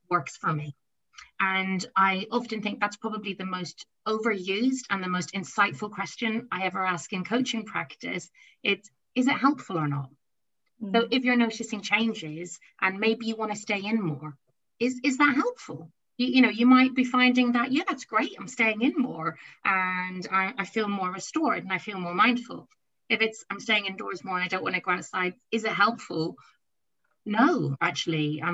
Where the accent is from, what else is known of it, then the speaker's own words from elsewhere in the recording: Ireland; I'm Irish.